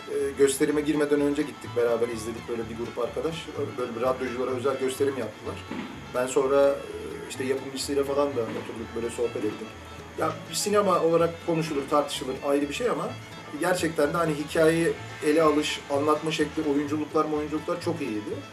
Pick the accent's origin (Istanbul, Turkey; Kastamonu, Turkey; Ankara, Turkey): Istanbul, Turkey; İstanbul'da doğmuşum, babam İstanbul'da doğmuş, onun babası İstanbul'da doğmuş.